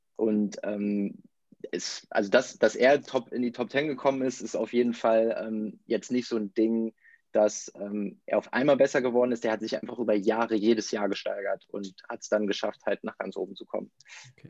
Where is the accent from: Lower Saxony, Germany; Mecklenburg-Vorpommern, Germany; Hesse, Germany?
Lower Saxony, Germany; Verden; ich komme aus Pferden, das ist so ein kleiner Ort in der Nähe von Bremen, so 30.000 äh, Einwohner